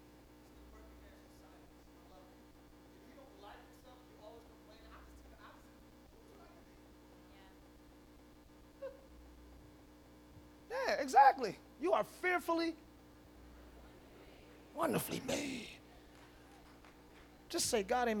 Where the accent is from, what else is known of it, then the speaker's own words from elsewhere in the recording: Camden, New Jersey, United States; I'm from Camden